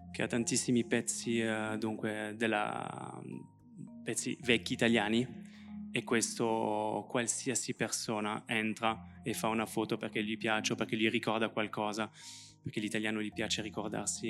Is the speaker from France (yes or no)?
yes; France; accent: French; Italian is a second language; moved away as an adult; now in Italy; Io, come potete sentire, ho un accento francese perché ho vissuto tutta la vita in Francia